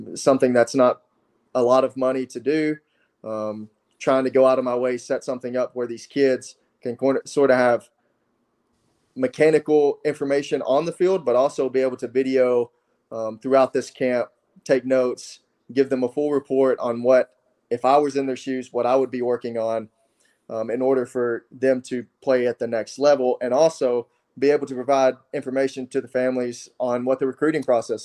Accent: West Tennessee, United States; I'm from Tennessee

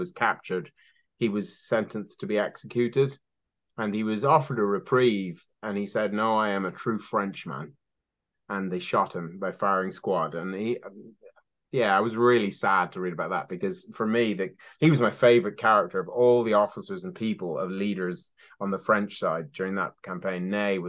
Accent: Ireland; now in Somerset, United Kingdom; Because I'm Irish, for those of readers who, or listeners who might

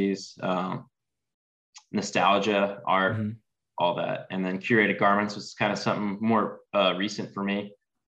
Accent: Texas, United States; I grew up living in Texas

